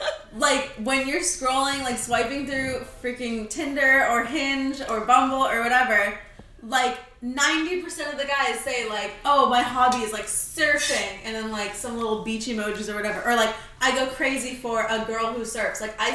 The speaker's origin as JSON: {"language": "English", "region": "California", "country": "United States", "said": "we're a waste of Californians."}